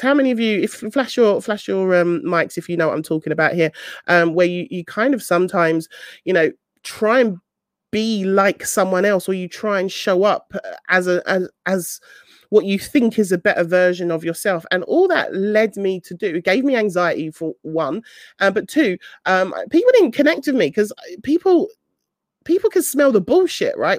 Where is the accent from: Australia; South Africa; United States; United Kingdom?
United Kingdom; London; I'm from South London, I don't always pronounce my T's, and my T's sometimes, sometimes sound like F's